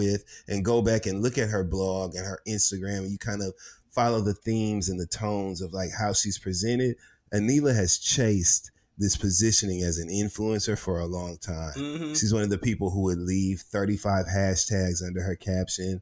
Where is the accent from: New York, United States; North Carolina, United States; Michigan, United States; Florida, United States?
Michigan, United States; Flint; we're both from Flint, Michigan.